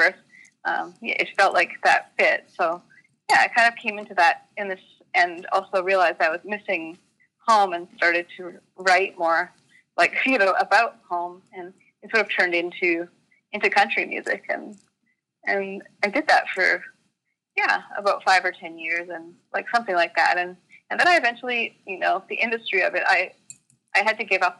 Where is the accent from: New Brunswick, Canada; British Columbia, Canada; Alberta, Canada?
Alberta, Canada; Calgary; moved away as an adult; also born or lived in Vancouver; I grew up in Calgary, which is a city.